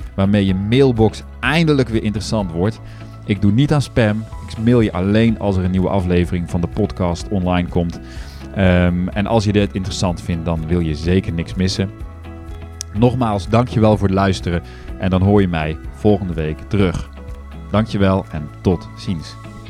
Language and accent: Dutch; Netherlands; wij als Nederlanders